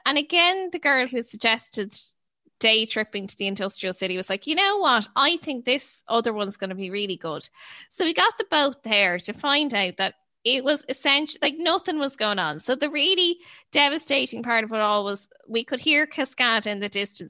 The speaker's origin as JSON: {"language": "English", "country": "Ireland", "said": "we're all skirting around the issue that we're from Ireland."}